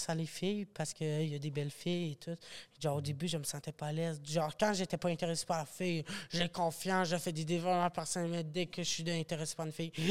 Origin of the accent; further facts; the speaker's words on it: Granby, Quebec, Canada; Je viens de Granby. b euh, c'est ça … j'ai bientôt 16 demain.